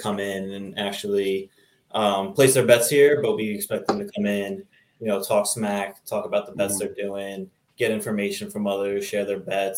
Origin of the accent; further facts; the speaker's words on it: New Jersey, United States; I'm from New Jersey, right outside the New York City area